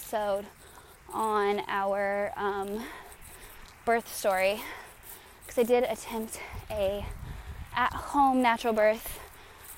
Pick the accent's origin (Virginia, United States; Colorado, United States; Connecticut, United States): Colorado, United States; moved away as an adult; also born or lived in Raleigh, North Carolina; now in San Diego, United States; We are originally from Colorado, my husband